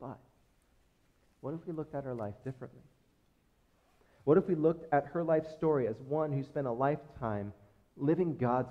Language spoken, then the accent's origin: English; United States; as American Christians